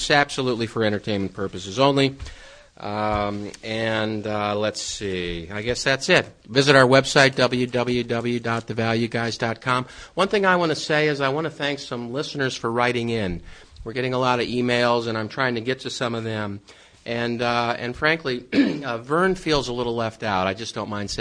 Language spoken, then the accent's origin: English; Midwest, United States; I'm from there, the Midwest